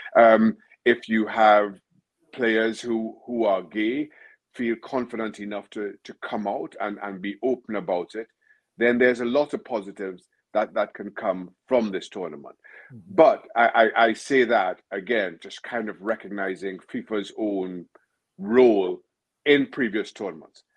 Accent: Trinidad & Tobago; I'm originally from Trinidad, Trinidad and Tobago

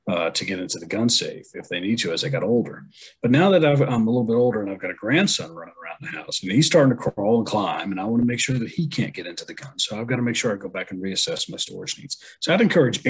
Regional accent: New England, United States; I'm from the New England area, and of course we grew up learning our Revolutionary War history

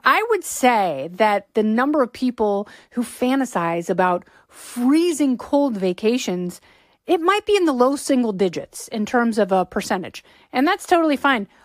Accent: Pacific Northwest, United States; I grew up in the Pacific Northwest.

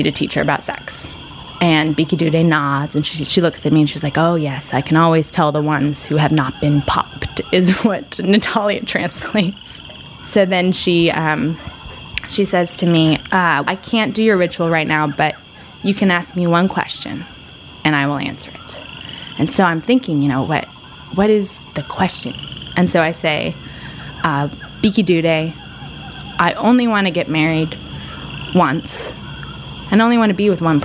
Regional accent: United States; as an American woman

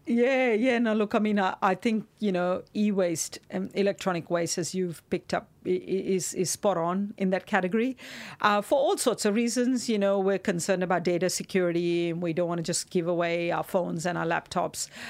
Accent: Mumbai, Maharashtra, India; moved away; growing up in Mumbai

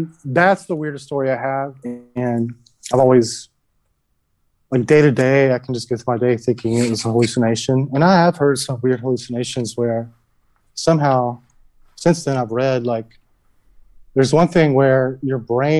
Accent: Georgia, United States; it's the Bible Belt in me because I'm from Georgia.

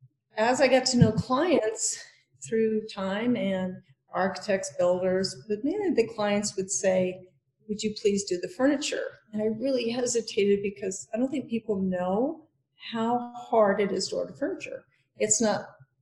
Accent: Denver, Colorado, United States; moved away as an adult; now in Aspen, United States; I'm from Denver originally.

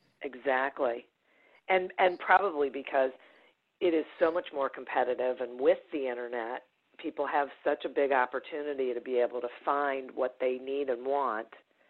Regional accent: Detroit, Michigan, United States; Mostly in suburban Detroit.

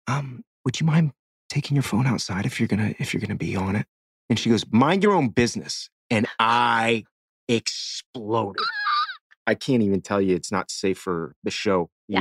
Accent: Miami, Florida, United States; I grew up in Miami.

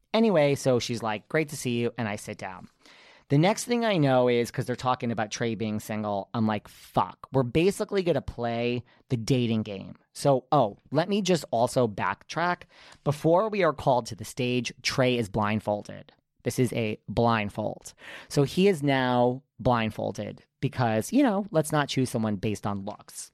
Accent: New York City, New York, United States; I'm from New York

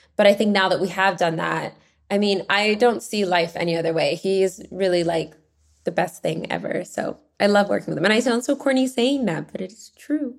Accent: Vancouver, British Columbia, Canada; now in London, United Kingdom; I grew up in Vancouver, Canada, and Canadian

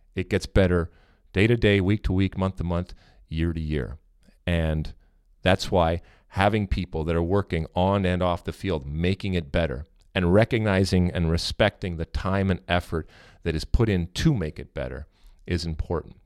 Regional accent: United States; we as American soccer fans

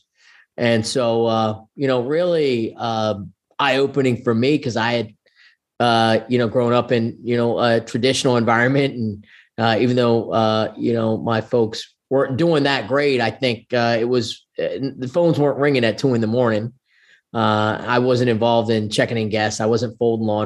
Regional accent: Blacksburg, Virginia, United States; also born or lived in Salisbury, Maryland; I actually moved to Blacksburg in my seventh grade year, and my parents, you know, actually lived on the Eastern Shore of Maryland in Salisbury, Maryland

